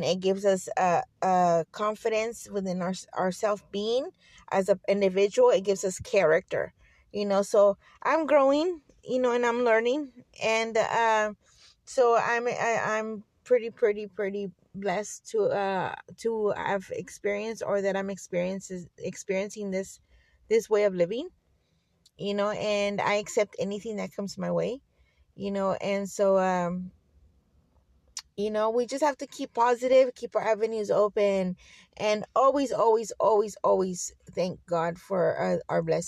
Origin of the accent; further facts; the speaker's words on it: Fresno, California, United States; I grew up here in Fresno, in the outskirts of Fresno, actually, on the sticks. But I was born here in Fresno